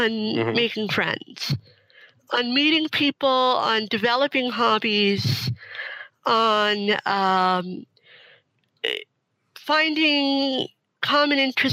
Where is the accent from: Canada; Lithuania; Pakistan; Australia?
Canada; moved away as an adult; now in Seattle, United States; I was living in Canada. I was born in Canada.